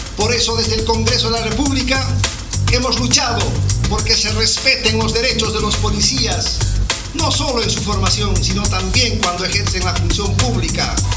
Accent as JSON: {"language": "Spanish", "region": "Cusco", "country": "Peru", "said": "soy cusqueño."}